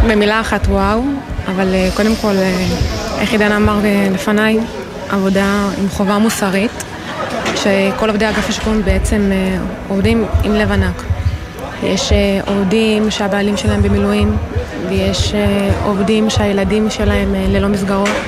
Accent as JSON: {"language": "Hebrew", "town": "Kfar Maimon", "region": "Southern District", "country": "Israel", "said": "אז אני אה, במקור מעוטף עזה. ממושב אה, כפר מימון, שבאותה שבת אה, באמת חווינו את, ה... את כל הקשיים"}